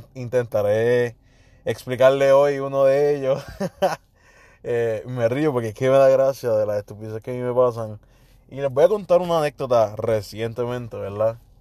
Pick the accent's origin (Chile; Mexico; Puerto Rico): Puerto Rico; como típico boricua